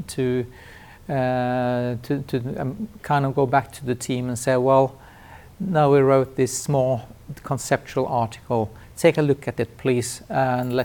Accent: Trondheim, Trøndelag, Norway; my sociology clinic in my hometown, Trondheim

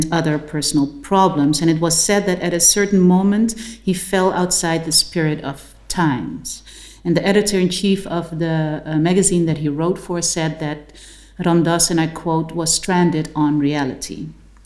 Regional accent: Suriname

